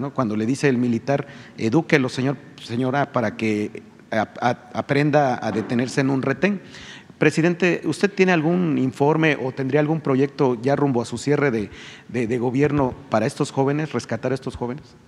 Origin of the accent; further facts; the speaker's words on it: Río Blanco, Veracruz, Mexico; yo también soy de un pueblo, soy de Rublanco, Veracruz.